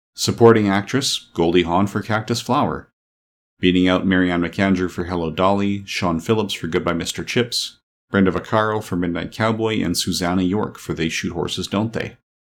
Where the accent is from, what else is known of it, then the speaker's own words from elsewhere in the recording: Canada; I'm a Canadian.